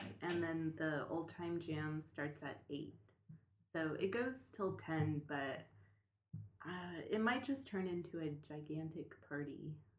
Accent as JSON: {"language": "English", "town": "Long Beach", "region": "California", "country": "United States", "tie": "born or raised there", "said": "I am born and raised in Long Beach, Southern California."}